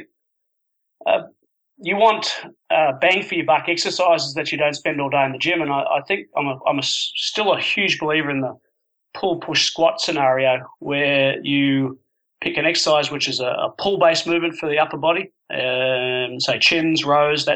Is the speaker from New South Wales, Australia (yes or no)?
yes; Sydney, New South Wales, Australia; moved away; also born or lived in Japan / Edinburgh; my club that I grew up playing for in Sydney